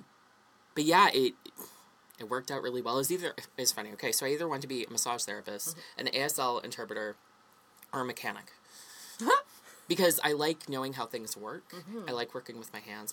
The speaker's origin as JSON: {"language": "English", "region": "Alberta", "country": "Canada", "tie": "born or raised there", "moved": "as an adult", "said": "But growing up in Alberta"}